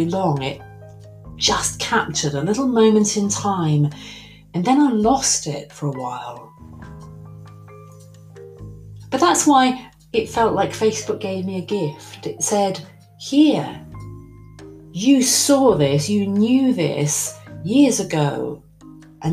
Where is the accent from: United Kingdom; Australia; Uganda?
United Kingdom; England; I'm English.